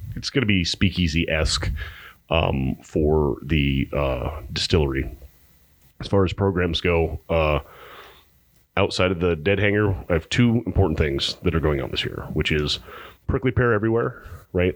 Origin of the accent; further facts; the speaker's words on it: Pinetop-Lakeside, Arizona, United States; now in Phoenix, United States; I'm from Pine Top Lakeside